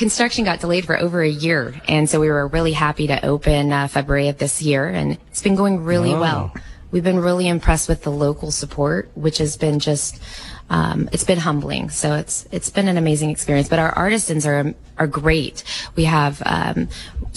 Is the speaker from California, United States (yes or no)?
yes; Monterey County, California, United States; my husband and I are both right here from Monterey County, born and raised